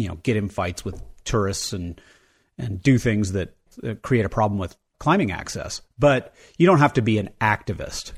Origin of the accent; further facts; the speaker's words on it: Jackson, Wyoming, United States; I grew up in Jackson Hole.